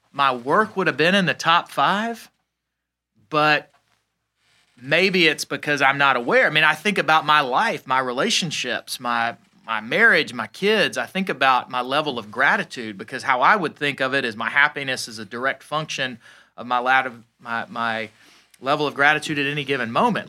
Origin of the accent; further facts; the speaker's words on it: Atlanta, Georgia, United States; I'm from Atlanta.